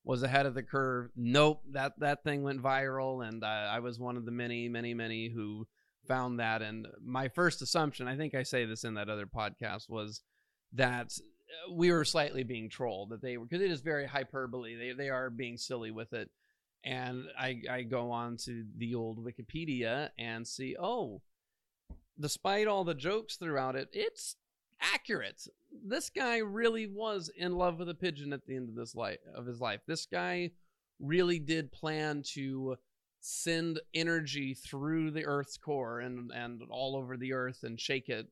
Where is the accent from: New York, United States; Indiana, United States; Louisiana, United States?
Indiana, United States; Southern; moved away as an adult; now in Los Angeles, United States; I'm from Indiana, Southern Indiana.